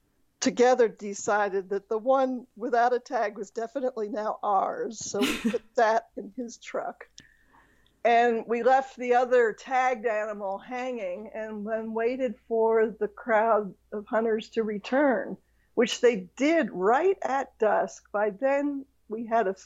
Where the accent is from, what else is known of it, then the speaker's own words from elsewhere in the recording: Pennsylvania, United States; now in Arizona, United States; where I grew up in Pennsylvania